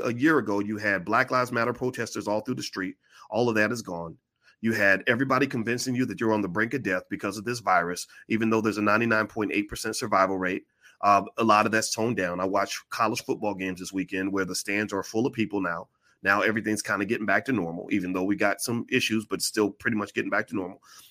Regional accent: Kentucky, United States; now in Illinois, United States; Kentucky, my home state

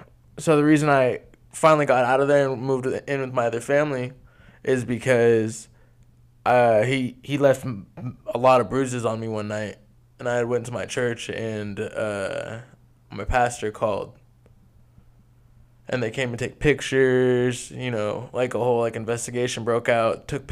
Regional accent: Bellingham, Washington, United States; born or raised there; also born or lived in Lynden, Washington / Blaine, Washington

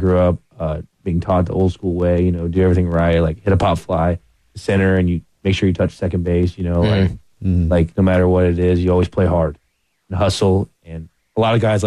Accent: Tampa, Florida, United States; moved away as an adult; now in Columbia, United States; I grew up in Tampa.

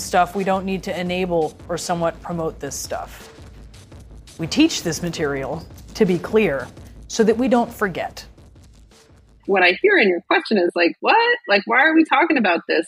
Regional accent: Boise, Idaho, United States; I grew up in Idaho, in Boise

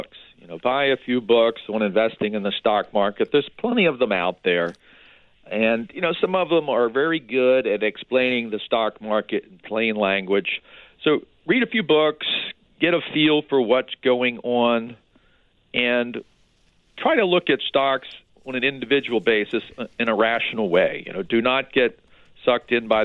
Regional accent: Baltimore, Maryland, United States; I grew up in Baltimore

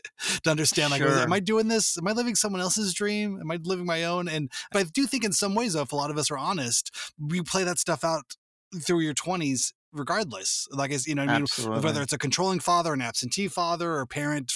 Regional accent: suburbs of LA, Southern California, United States; I grew up in Southern California, just in the suburbs

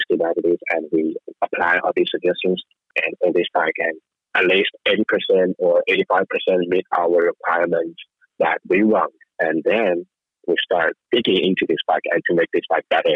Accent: China; I'm from China

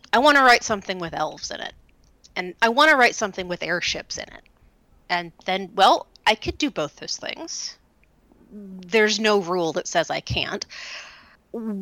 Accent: Oak Ridge, Tennessee, United States; I grew up in Oak Ridge, Tennessee.

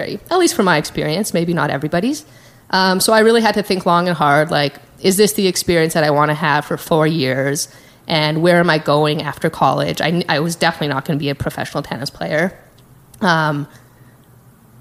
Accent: Calgary, Alberta, Canada; moved away as an adult; now in San Francisco, United States; I grew up in Calgary, Canada

